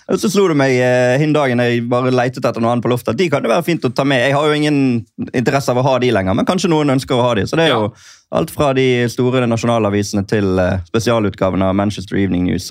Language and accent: Norwegian; Norway; som nordmann